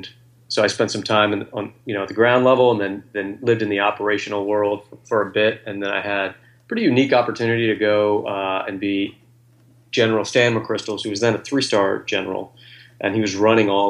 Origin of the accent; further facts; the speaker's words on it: Virginia, United States; also born or lived in Coronado, California; now in Washington, D.C., United States; I grew up in Virginia